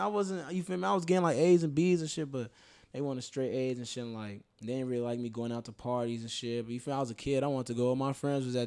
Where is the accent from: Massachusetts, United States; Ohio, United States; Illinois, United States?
Illinois, United States; Chicago; I'm from Rogers Park, Chicago, Illinois, it's like the north side.